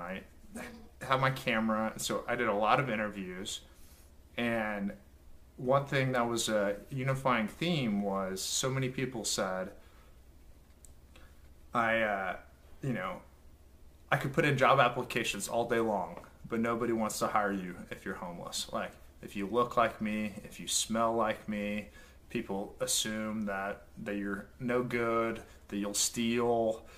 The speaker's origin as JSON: {"language": "English", "region": "Oklahoma", "country": "United States", "said": "I'm from Oklahoma"}